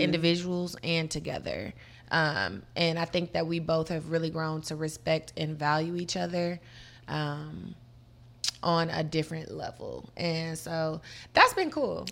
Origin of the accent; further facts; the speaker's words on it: Murfreesboro, Tennessee, United States; also born or lived in Detroit, Michigan; I'm originally from Detroit, Michigan, okay. but was raised in Murfreesboro, Tennessee, which is like 30 minutes from Nashville